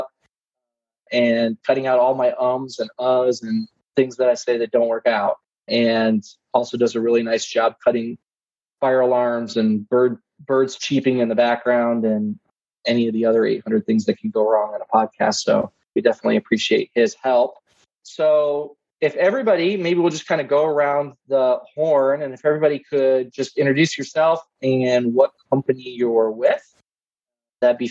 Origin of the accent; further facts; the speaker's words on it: Midwest, United States; moved away; I grew up in the Midwest